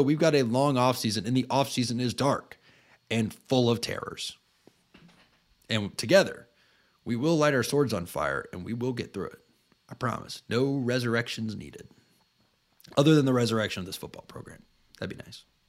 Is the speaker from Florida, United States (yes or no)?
yes; Tallahassee, Florida, United States; I grew up in Tallahassee